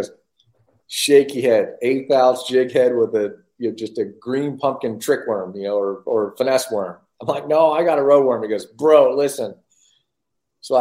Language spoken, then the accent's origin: English; Southern California, United States; I grew up in Southern California where the small, you know, reservoirs that were tough fishing